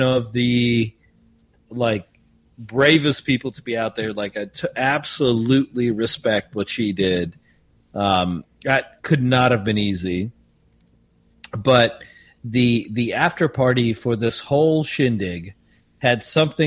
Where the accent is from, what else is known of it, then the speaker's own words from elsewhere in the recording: South Africa; I, being South African